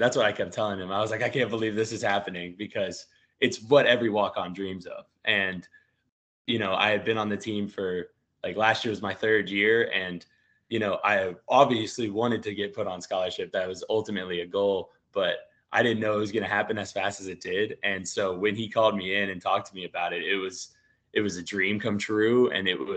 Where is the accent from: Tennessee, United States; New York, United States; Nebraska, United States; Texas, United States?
Tennessee, United States; Franklin; moved away as an adult; now in Gainesville, United States; I grew up in Tennessee